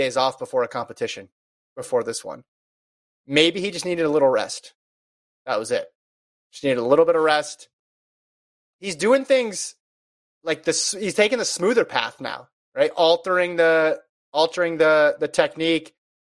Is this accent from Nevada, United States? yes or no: yes; Nevada, United States; I grew up in Nevada